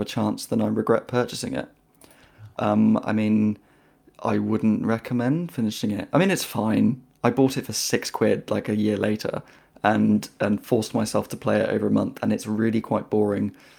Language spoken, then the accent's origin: English; United Kingdom; I'm British